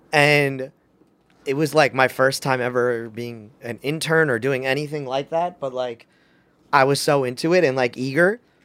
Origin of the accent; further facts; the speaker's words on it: New York, United States; I'm a New Yorker